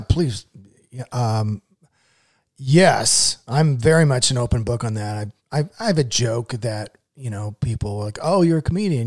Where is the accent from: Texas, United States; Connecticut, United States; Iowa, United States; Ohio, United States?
Iowa, United States; Newton; now in Indianapolis, United States; I grew up in Newton, Iowa, which was the home of Maytag washers and dryers